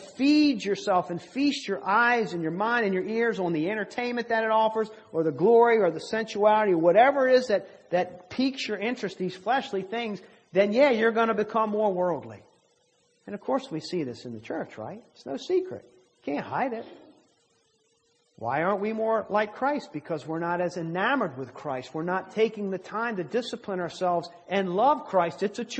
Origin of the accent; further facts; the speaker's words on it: Maryland, United States; accent: southern; now in Virginia, United States; I'm from Maryland. And when I came here, I've lived here in Virginia much longer now than I lived in Maryland. When I go home, I don't realize it about myself, but apparently I have a southern accent